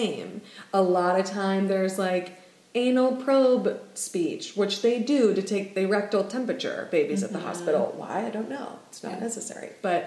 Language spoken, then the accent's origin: English; New Orleans, Louisiana, United States; moved away as an adult; also born or lived in Manhattan, New York; now in Oregon, United States; I'm from New Orleans and then went to school in Manhattan